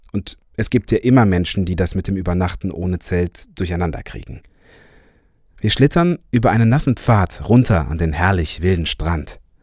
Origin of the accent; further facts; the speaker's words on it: Cologne, North Rhine-Westphalia, Germany; Ich bin ja Kölner